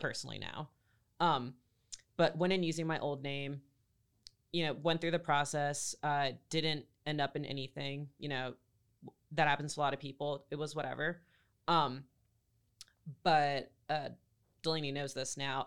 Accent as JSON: {"language": "English", "town": "Greenville", "region": "North Carolina", "country": "United States", "tie": "born or raised there", "also_born_or_lived": "Raleigh, North Carolina", "said": "I grew up in Greenville um, half my life, and then I grew up in Raleigh the other half"}